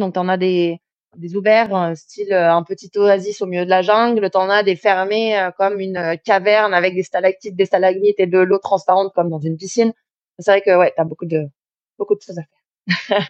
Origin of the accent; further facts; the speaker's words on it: France; moved away as an adult; now in Mexico; chez nous en France